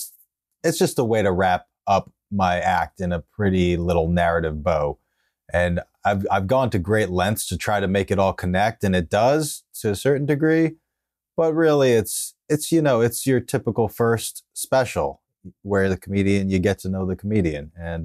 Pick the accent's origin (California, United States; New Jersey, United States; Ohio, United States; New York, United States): New York, United States; Westchester; also born or lived in Okayama, Japan; Yeah, I'm from Westchester, the suburbs of the city.